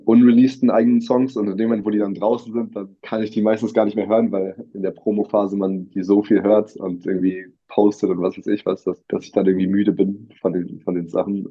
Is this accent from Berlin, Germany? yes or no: yes; Berlin, Germany; Berlin meine Heimatstadt ist